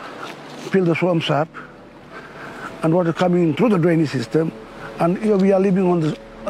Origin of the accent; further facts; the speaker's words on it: Saibai Island, Queensland, Australia; 53 years old. I'm from Sai Bay Islander.